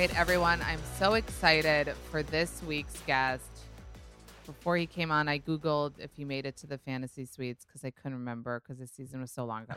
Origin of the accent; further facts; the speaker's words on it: New York, United States; I'm a New Yorker